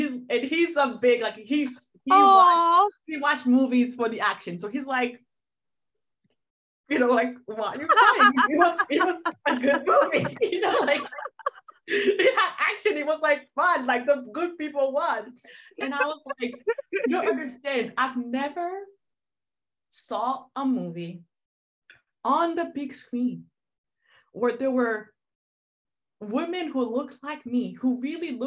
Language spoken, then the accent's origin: English; Haiti; moved away; I am not African American by birth, I am from Haiti, so Afro-Caribbean